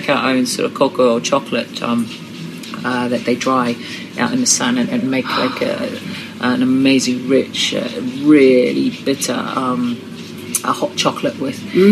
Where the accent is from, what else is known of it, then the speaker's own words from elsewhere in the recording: New Zealand; moved away; growing up in New Zealand, we moved to New Zealand from somewhere